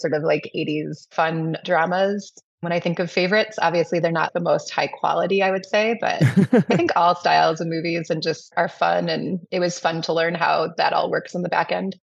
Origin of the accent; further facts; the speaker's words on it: Madison, Wisconsin, United States; I grew up here in Madison